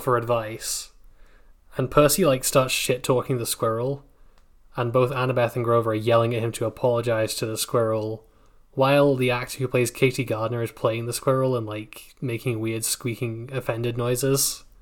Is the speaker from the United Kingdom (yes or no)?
yes; United Kingdom; I'm British